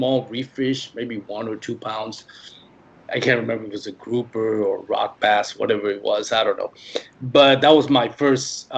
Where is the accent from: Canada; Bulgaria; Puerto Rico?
Puerto Rico; English is a second language; moved away as an adult; now in Dallas-Fort Worth, United States; I'm originally born and raised in Puerto Rico